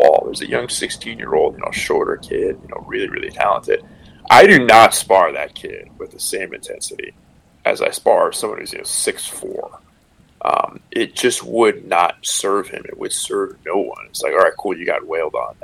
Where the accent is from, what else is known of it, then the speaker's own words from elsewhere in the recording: San Francisco Bay Area, California, United States; I'm from the San Francisco Bay Area